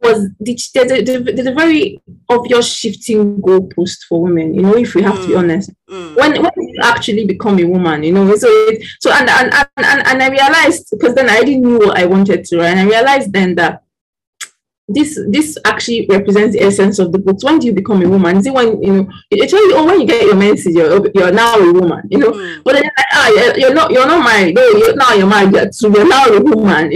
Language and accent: English; Nigeria; as a Nigerian